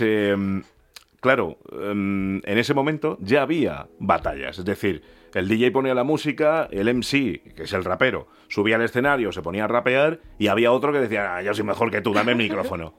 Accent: Spain; cuando llegué a España yo tenía dos años y yo soy súper español

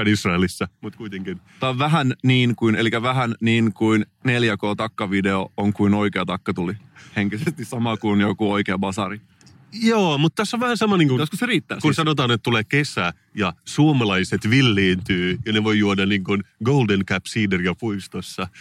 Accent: Salo, Southwest Finland, Finland; mä olen siis kotoisin Salosta

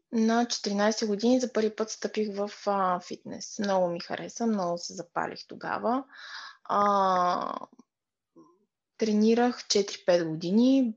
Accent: Pleven, Pleven Province, Bulgaria; also born or lived in Burgas; Аз съм от Плевен

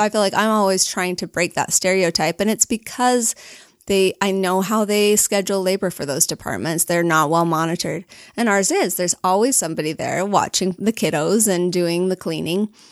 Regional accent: Alpine, Utah, United States; born or raised there; also born or lived in Logan, Utah

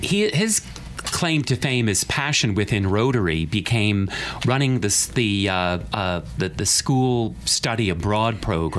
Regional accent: Katonah, New York, United States; Growing up in Katona

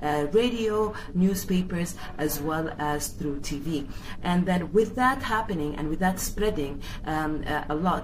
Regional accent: Khartoum, Sudan; I'm from Khartoum, Sudan.

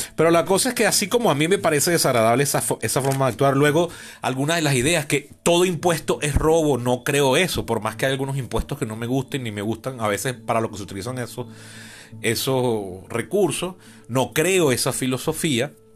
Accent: Venezuela; yo vengo del trauma de la Venezuela chavista

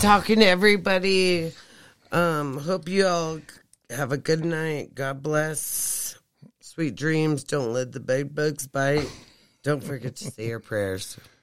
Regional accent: Flagstaff, Arizona, United States; I was born and raised there.

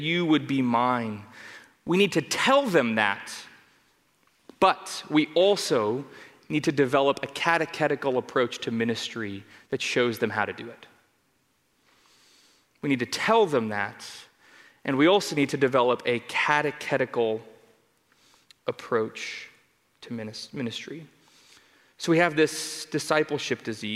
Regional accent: Denver, Colorado, United States; also born or lived in Arvada, Colorado; I grew up in Denver, Colorado

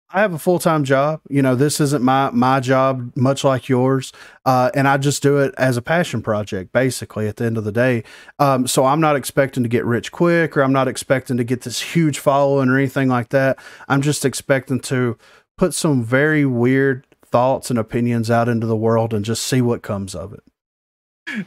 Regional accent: the South, United States; I'm from the South

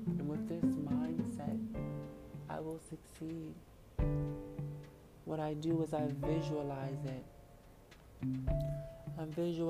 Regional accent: United States; me as an American

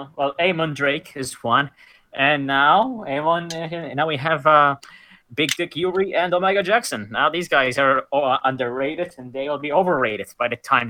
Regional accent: Malta; To the point where even people from my country think I'm American or Canadian or something. They don't think I'm even Maltese.

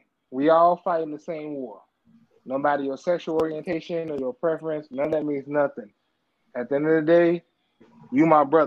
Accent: Chicago, Illinois, United States; I'm from Chicago

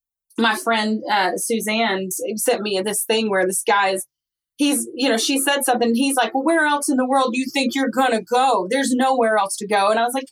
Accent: East Tennessee, United States; I might be proud that I'm from East Tennessee

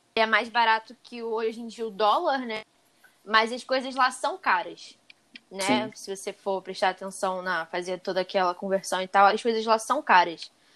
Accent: Brazil; eu sou brasileira

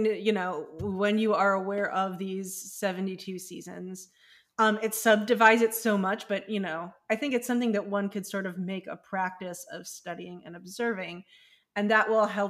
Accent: Cleveland, Ohio, United States; growing up in Cleveland

